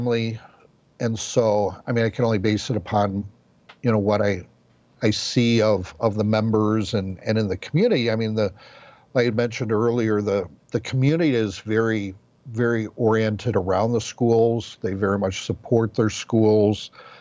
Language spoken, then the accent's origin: English; Midwest, United States; now in Brownwood, United States; growing up in the Midwest, I mean, there were Lutheran churches on every corner.